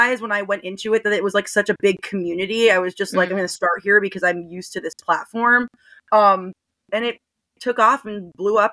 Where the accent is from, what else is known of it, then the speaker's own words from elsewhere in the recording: Wilkes-Barre, Pennsylvania, United States; I live in Pennsylvania. Born and raised here. I live near Scranton.